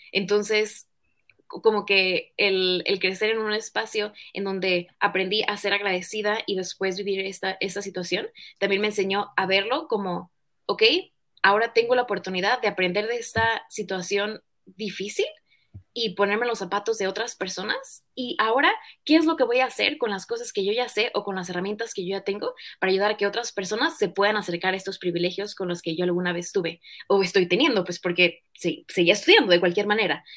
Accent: Tampico, Tamaulipas, Mexico; yo nací en Tampico, Tamaulipas, entonces digamos que nací en un estado en donde pues la mayor parte de mi niñez fue un espacio en donde me sentía

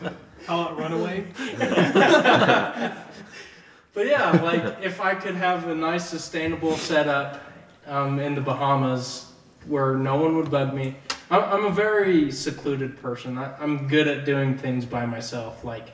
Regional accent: Scotland, United Kingdom; I'm Scottish.

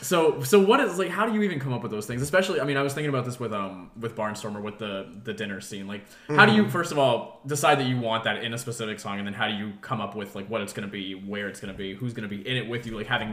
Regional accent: New Jersey, United States; now in Georgia, United States; We're both from New Jersey

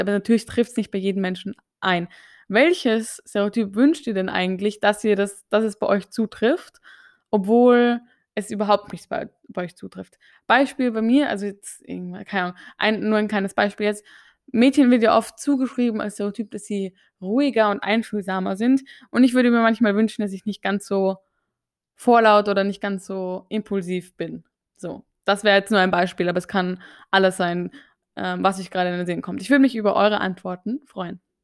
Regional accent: Austria; ich gehöre ja zu den ÖsterreicherInnen

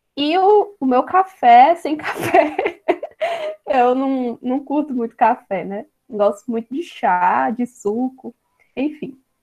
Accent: Bahia, Brazil; sou aqui da Bahia

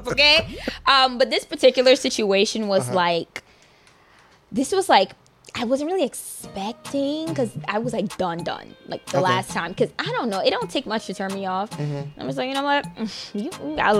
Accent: Guyana; I'm from Guyana.

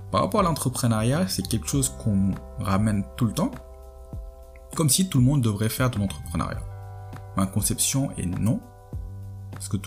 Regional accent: Senegal; moi je suis sénégalais, je suis à 10 000, 15 000 km de chez moi

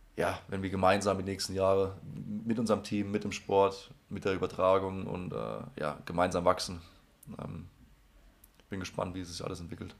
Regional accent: Germany; wir Deutsche

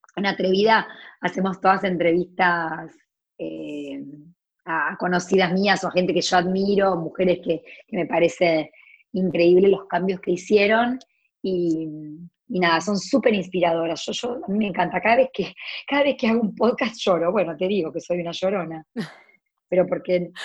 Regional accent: Córdoba, Argentina; moved away as an adult; also born or lived in United States; me iba al negocio de mi abuela en Córdoba, yo soy cordobesa

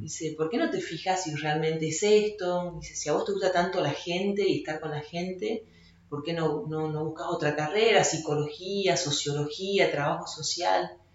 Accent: Salta, Argentina; yo soy salteña y fui desde muy chica, desde prejardín hasta quinto año al Colegio San Alfonso en Salta

